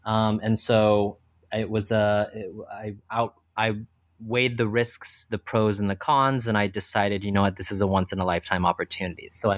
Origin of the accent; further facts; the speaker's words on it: Texas, United States; So I was born and raised in Texas, went to school for finance